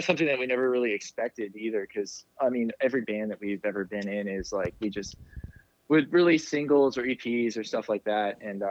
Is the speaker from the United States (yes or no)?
yes; Richmond, Virginia, United States; we're all from Richmond, Virginia